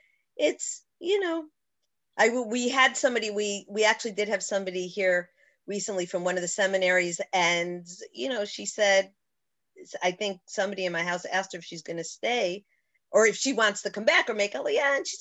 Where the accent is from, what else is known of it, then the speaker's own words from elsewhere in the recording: Chicago, Illinois, United States; moved away; my years growing up in Chicago were really, really wonderful.